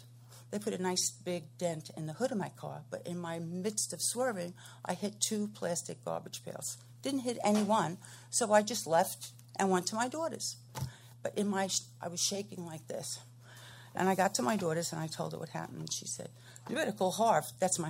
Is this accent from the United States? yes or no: yes; North Carolina, United States; I'm from Piscataway Forest, North Carolina